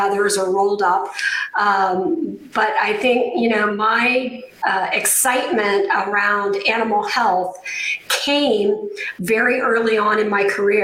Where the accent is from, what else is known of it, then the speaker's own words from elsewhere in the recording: Madison, Indiana, United States; moved away as an adult; also born or lived in Bloomington, Indiana; I was born in Madison, Indiana